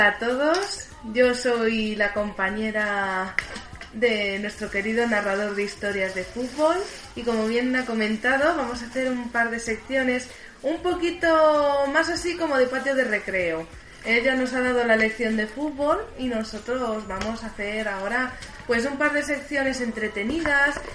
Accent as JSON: {"language": "Spanish", "town": "Barcelona", "region": "Catalonia", "country": "Spain", "said": "estamos en Barcelona, somos de Barcelona"}